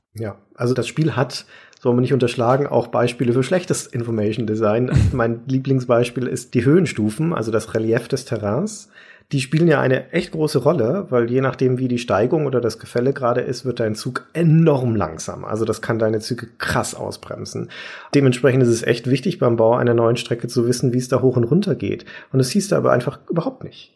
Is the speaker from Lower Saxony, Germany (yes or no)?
no; Nuremberg, Bavaria, Germany; meine Heimatstadt